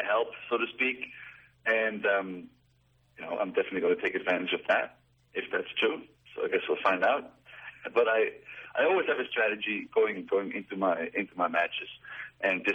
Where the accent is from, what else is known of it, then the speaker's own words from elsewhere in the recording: Switzerland; now in United States; I was born in Switzerland